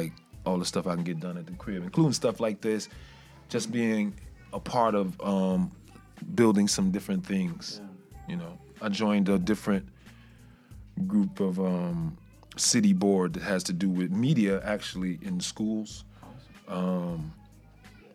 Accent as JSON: {"language": "English", "town": "Chicago", "region": "Illinois", "country": "United States", "tie": "born or raised there", "said": "I'm from Jackson Boulevard, like in between Cicero and Laramie. Yeah, right there. 5024. Yeah, I went to Resurrection"}